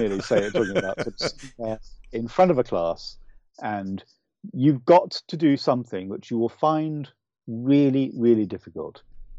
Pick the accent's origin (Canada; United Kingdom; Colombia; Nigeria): United Kingdom; accent: UK accent; also born or lived in Ireland; I'm sad to say this, but I'm Irish, but I don't have the beautiful, lyrical Irish accent. I really wish I did, but it would be false of me to try and copy it. I was brought up largely in the UK, so I speak with a UK accent.